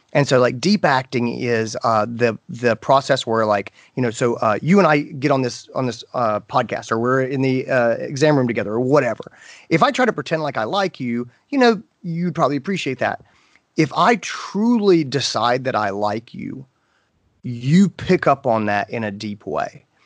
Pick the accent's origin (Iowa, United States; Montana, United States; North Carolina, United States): North Carolina, United States; I grew up in North Carolina.